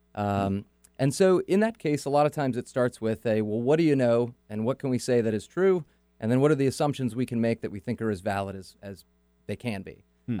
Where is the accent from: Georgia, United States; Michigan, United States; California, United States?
California, United States; Auburn; now in Seattle, United States; I grew up in Northern California, okay. so like everybody from Northern California, moved to Seattle